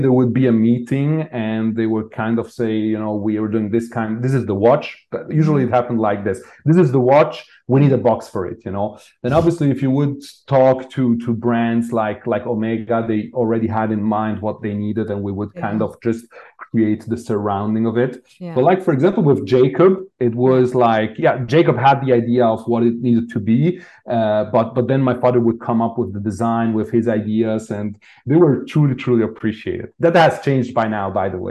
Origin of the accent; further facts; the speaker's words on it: Lausanne, Vaud, Switzerland; I grew up in Lausanne, so very near to Geneva